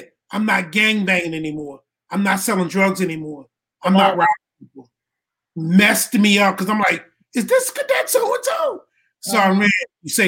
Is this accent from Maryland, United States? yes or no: yes; Baltimore, Maryland, United States; moved away as an adult; I was born in Baltimore, Maryland. Graduated from high school. Went to Morgan State University for 1 year.